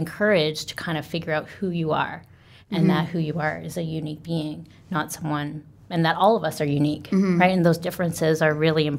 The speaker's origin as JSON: {"language": "English", "town": "Mississauga", "region": "Ontario", "country": "Canada", "tie": "born or raised there", "also_born_or_lived": "China", "moved": "as an adult", "lives_now": "South Korea", "said": "born with a British passport, mm-hmm. but obviously born in Canada, born and raised in Canada."}